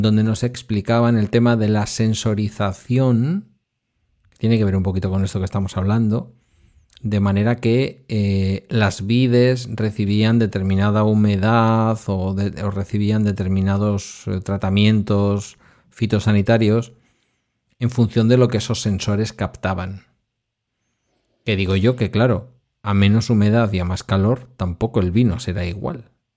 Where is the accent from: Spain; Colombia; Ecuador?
Spain; Basque Country; yo como vasco